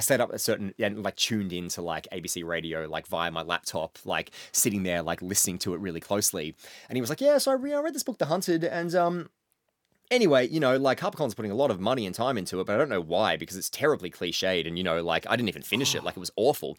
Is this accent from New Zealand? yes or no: no; Mansfield, Victoria, Australia; moved away; every year my hometown does a, uh, does a pub crawl, like, up through the city and up Bridge